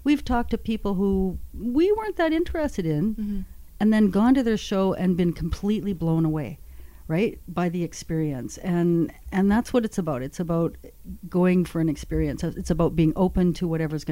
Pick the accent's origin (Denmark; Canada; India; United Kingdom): Canada; Northwestern Ontario; I'm from Northwestern Ontario